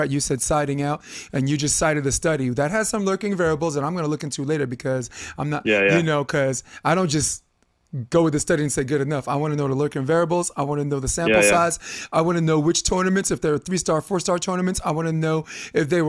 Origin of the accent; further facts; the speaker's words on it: New York, United States; moved away as an adult; now in California, United States; I'm from New York, so I got a big Latino population